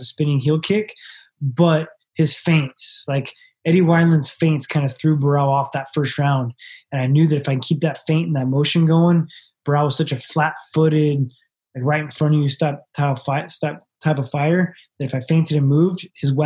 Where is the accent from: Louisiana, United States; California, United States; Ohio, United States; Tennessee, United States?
California, United States; Sacramento; I'm from Sacramento